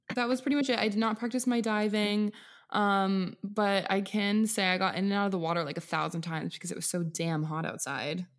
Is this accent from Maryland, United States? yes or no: no; Washington, United States; Washington State.